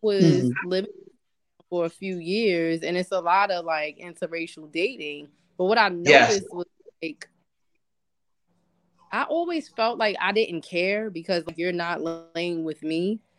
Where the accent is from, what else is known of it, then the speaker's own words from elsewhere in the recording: New York, United States; moved away; also born or lived in Pigtown, Baltimore; But a lot of my family is mixed. So, and then I'm from New York.